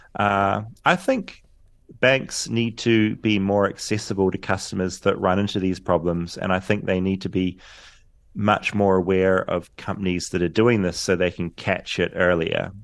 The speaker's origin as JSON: {"language": "English", "country": "New Zealand", "moved": "yes", "lives_now": "Los Angeles, United States", "said": "a forty-year-old Kiwi"}